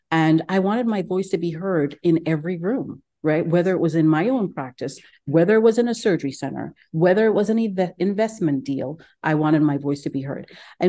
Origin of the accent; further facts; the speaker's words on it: Ghana; moved away as an adult; also born or lived in Geneva, Switzerland; now in Houston, United States; I'm originally from Ghana. I live in Houston, actually in West Houston, Katy. I moved to the United States probably about 20 years ago now, trained in Geneva, Switzerland for medical school